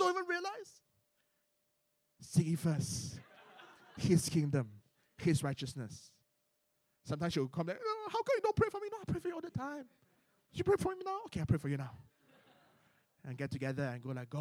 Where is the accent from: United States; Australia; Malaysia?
Malaysia; I'm from Malaysia